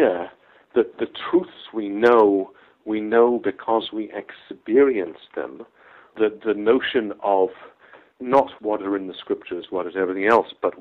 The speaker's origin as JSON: {"language": "English", "country": "United Kingdom", "tie": "born or raised there", "also_born_or_lived": "Philadelphia", "moved": "as an adult", "said": "I grew up in the Church of England in the UK as an Anglican"}